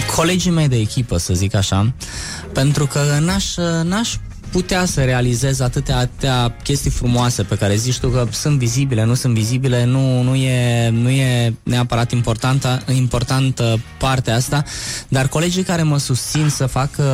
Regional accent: Suceava, Suceava County, Romania; now in Bucharest, Romania; sunt din uh, câmpul moldovenesc, sunt de la Suceava

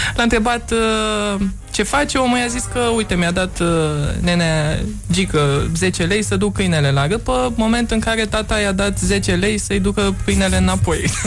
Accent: Romania; accent: European; moved away as an adult; now in New York, United States; accentul meu... Uh, ah. atunci când vorbesc în engleză nu pare deloc uh, este european, așa că trebuie să le spun de, Rom- de România

